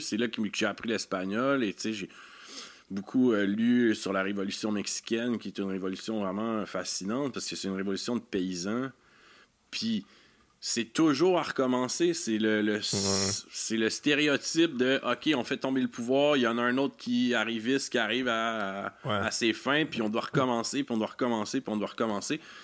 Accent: Quebec, Canada; en tant que Québécois

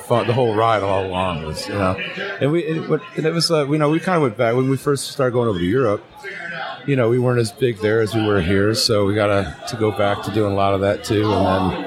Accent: Detroit, Michigan, United States; growing up in Motown

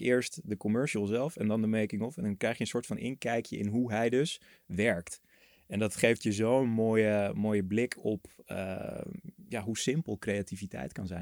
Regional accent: Netherlands; je als Nederlander

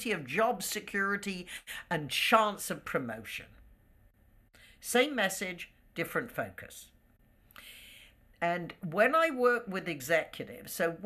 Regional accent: United Kingdom; moved away; there was always a certain camaraderie with being British.

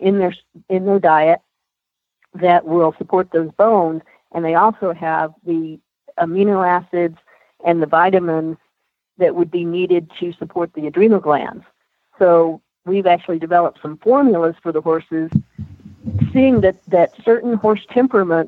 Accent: Texas, United States; moved away as an adult; now in Colorado, United States; I grew up in Texas

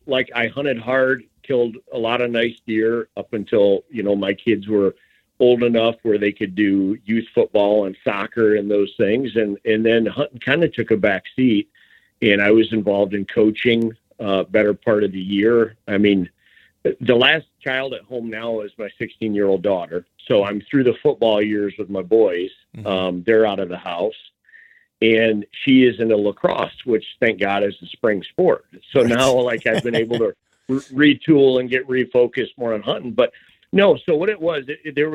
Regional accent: Michigan, United States; also born or lived in Nebraska / Holland, Michigan; born and raised in Michigan here, Southern Michigan, and then moved over to the Holland area

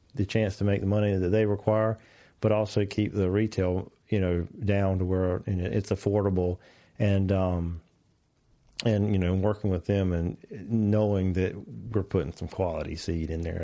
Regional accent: North Carolina, United States; I'm from North Carolina

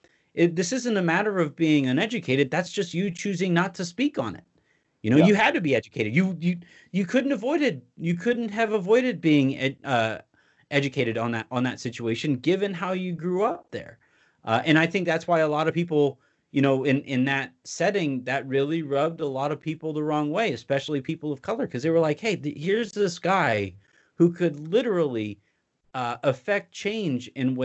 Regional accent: North Carolina, United States; the Senate race in my home state of North Carolina

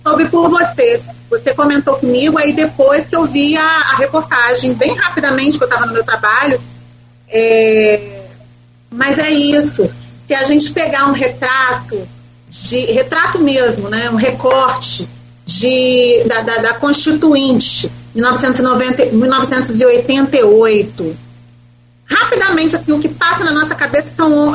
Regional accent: Brazil

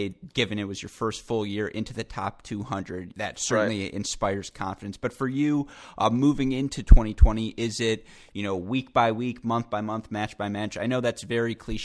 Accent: Ann Arbor, Michigan, United States; Ann Arbor Challenger. My hometown

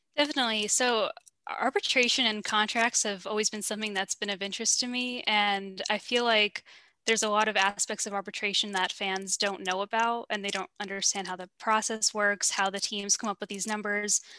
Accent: New York, United States; I'm from New York originally

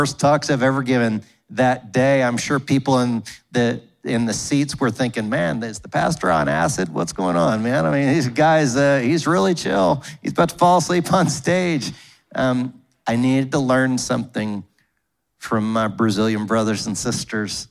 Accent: United States; growing up in America

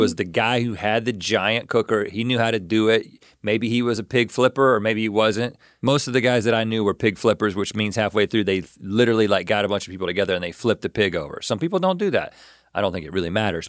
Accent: eastern North Carolina, United States; I'm from North Carolina, and I'm kind of from eastern North Carolina

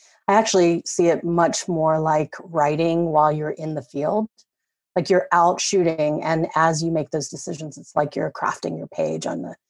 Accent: the South, United States; I guess I grew up in the South, also like Walton.

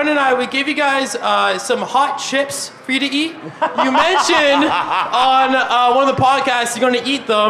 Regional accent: London, Ontario, Canada; moved away as an adult; now in Toronto, Canada; I'm from London, Ontario originally

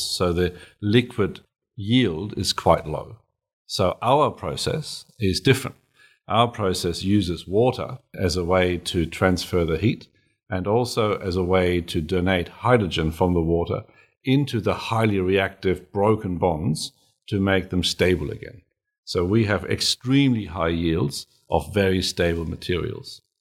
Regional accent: Germany; now in Australia; I'm German

